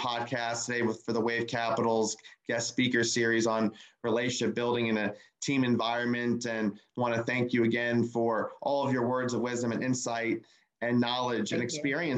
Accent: Northern New Jersey, United States; now in Orlando, United States; We're originally from the New York area, both sides of the family, Northern Jersey

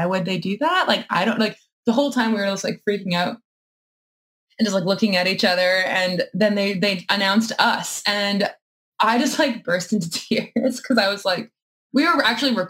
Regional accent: Winnipeg, Manitoba, Canada; we're from Winnipeg

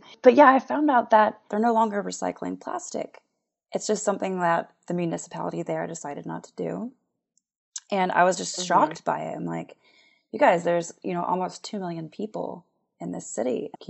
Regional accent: Jacksonville, United States; I'm from Jacksonville.

